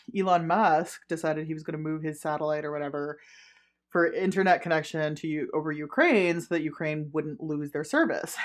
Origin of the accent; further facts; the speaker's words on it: Ottawa, Ontario, Canada; I grew up in Ottawa, right? So I, I grew up around French